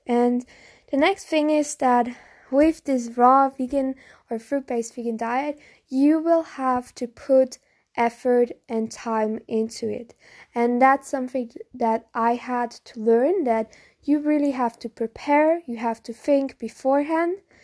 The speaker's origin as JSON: {"language": "English", "country": "Germany", "said": "I'm from Germany"}